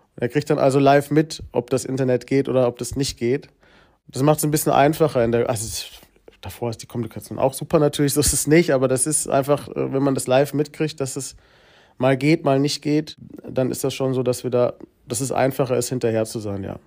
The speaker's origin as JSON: {"language": "German", "town": "Giessen", "region": "Hesse", "country": "Germany", "tie": "born or raised there", "said": "in Gießen bin ich aufgewachsen, das ist in Hessen"}